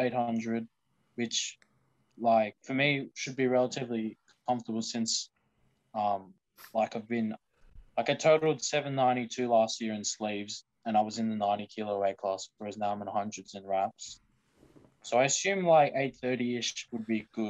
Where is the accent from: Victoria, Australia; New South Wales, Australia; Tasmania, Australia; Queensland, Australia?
New South Wales, Australia; I'm from New South Wales